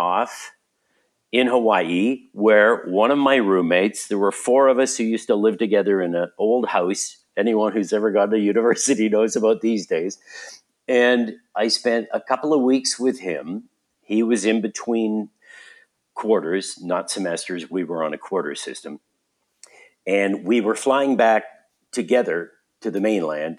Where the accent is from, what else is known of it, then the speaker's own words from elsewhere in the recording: Vancouver, British Columbia, Canada; moved away as an adult; also born or lived in Grand Forks / Red Deer / Calgary; I grew up in Vancouver, and I went to high school at Sir Winston Churchill in Vancouver